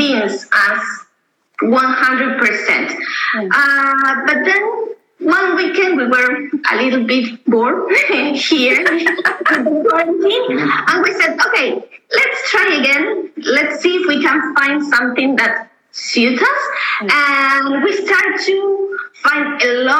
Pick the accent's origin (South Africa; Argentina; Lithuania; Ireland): Argentina; moved away as an adult; now in Berlin, Germany; we are from Argentina. We moving here to Berlin in January.